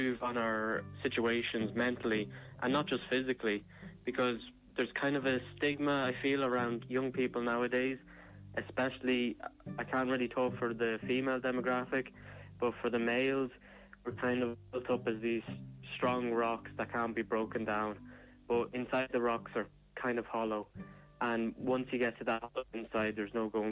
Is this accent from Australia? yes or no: no; Ireland; also born or lived in Dún Laoghaire; I'm from Kilchandra.